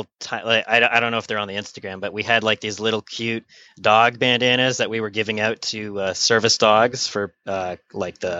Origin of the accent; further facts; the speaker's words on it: Canada; I'm from Canada